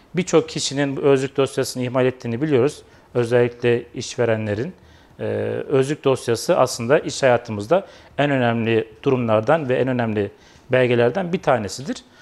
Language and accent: Turkish; Kayseri Province, Turkey; 1982 Kayseri doğumluyum.